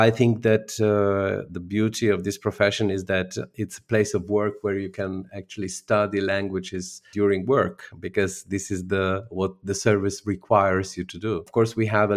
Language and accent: English; North Adriatic region of Slovenia, Slovenia; first language Slovene; English is a second language; moved away; My original language is Slovene, and I come from the North Adriatic region of Slovenia